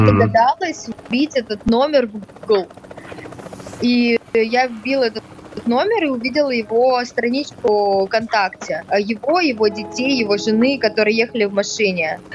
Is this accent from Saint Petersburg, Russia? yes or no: no; Moscow, Russia; also born or lived in Caucasus; я из Москвы